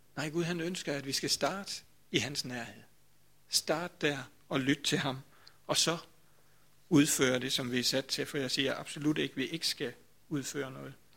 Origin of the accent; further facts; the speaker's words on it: Grindsted, Southern Denmark, Denmark; dengang jeg sådan var, ja det ved jeg ikke, 15-20 år eller sådan noget, der kom jeg også i Vestermarkskirken